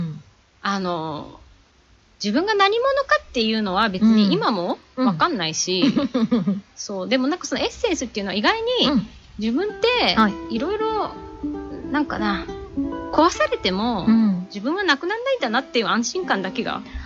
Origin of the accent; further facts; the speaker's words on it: Oyama, Tochigi, Japan; also born or lived in United States; 私は、はい、あのー、小山でね生まれ育った